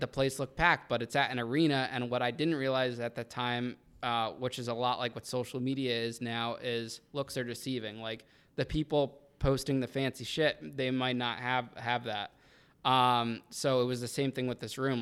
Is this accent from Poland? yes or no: no; Danbury, Connecticut, United States; that was my hometown